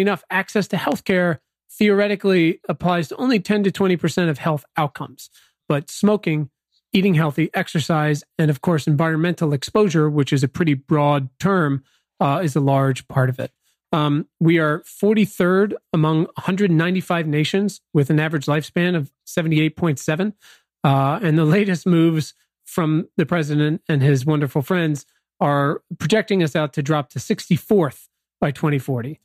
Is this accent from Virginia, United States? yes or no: yes; Virginia, United States; now in Los Angeles, United States; I'm actually from Virginia, so D C was my big city experience growing up